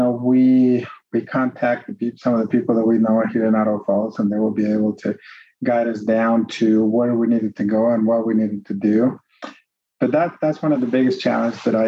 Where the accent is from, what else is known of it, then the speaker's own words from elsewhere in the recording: Mexico; English is a second language; moved away; I'm from Mexico. I was born and raised